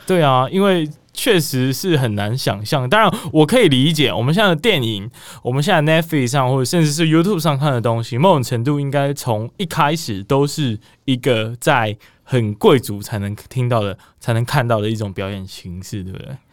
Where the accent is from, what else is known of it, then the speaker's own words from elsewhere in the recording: southern Taiwan, Taiwan; 我是南部来的小孩。 就想说这个文化沙漠嘛